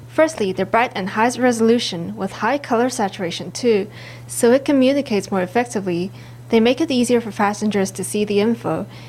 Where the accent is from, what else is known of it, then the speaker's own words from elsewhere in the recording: Malaysia; We went to get bubble tea last night and we had some noodles. I'm from Malaysia.